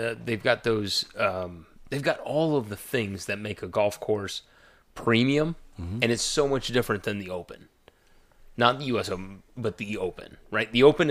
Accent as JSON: {"language": "English", "country": "South Africa", "said": "South Africa."}